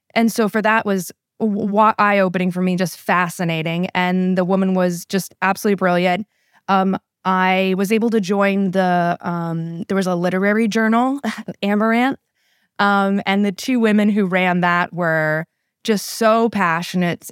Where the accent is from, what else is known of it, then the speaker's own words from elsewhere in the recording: College Park, Maryland, United States; also born or lived in Saudi Arabia / Egypt / Upper Marlboro, Maryland; born and raised in the College Park, Maryland area.